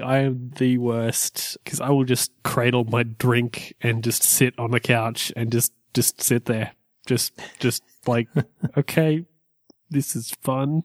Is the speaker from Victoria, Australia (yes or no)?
no; Orange, New South Wales, Australia; moved away as an adult; my hometown, Orange.